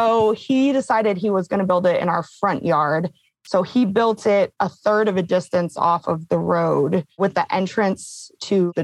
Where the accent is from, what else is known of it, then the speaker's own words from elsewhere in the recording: Ann Arbor, Michigan, United States; moved away; I am from Michigan originally